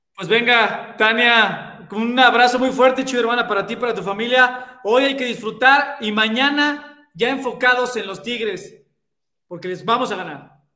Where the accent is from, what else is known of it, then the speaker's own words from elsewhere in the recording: Mexico City, Mexico; Ustedes saben que yo soy chilango. Yo soy chilango.